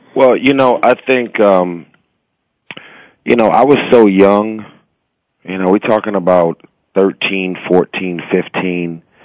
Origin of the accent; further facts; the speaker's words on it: Los Angeles, California, United States; I was born and raised in South Central